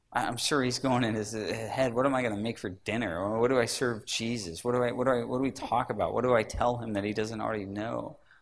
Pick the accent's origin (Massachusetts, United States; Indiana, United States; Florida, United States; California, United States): California, United States; Sacramento; I grew up in Sacramento